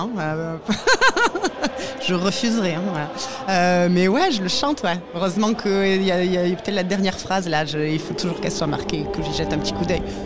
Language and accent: French; Leucate, Occitania, France; suis euh, originaire de Lecate, dans l'Aude